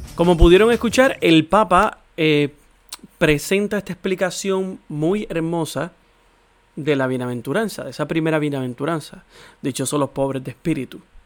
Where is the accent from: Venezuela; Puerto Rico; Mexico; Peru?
Puerto Rico; nosotros como puertorriqueños